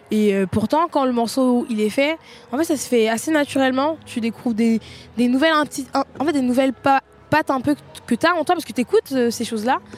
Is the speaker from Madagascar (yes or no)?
no; France; Franchement, moi, je suis bien FR, je parle pas très bien anglais, c'est pas un problème, j'ai un accent de merde.